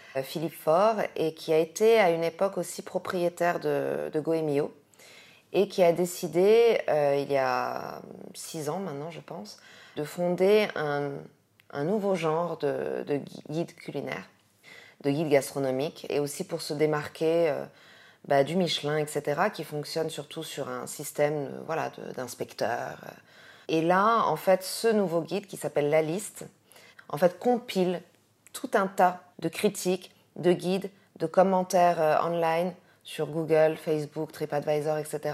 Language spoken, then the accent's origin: French; France; also born or lived in Morocco; now in Casablanca, Morocco; je suis française avec un, visage plutôt asiatique